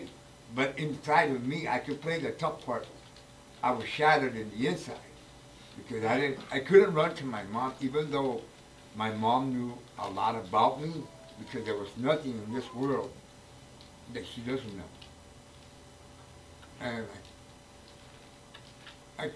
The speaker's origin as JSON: {"language": "English", "town": "Los Angeles", "region": "California", "country": "United States", "tie": "born or raised there", "said": "I was born and raised in East Los Angeles, California"}